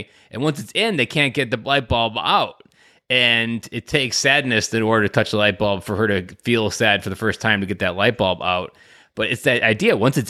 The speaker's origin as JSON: {"language": "English", "region": "Wisconsin", "country": "United States", "tie": "born or raised there", "said": "like me, I'm from Southern Wisconsin, grew up on a farm, like, that just, like, I was a very innocent kid going into that."}